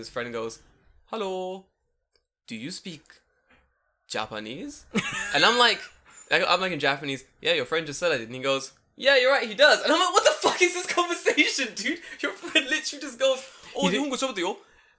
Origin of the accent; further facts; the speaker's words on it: London, United Kingdom; The girl, like, found out I was from London.